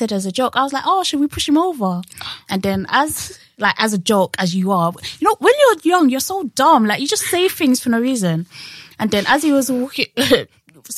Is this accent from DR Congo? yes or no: no; London, United Kingdom; accent: East Londoner; I was born in Hackney. I've lived in East London like my whole life.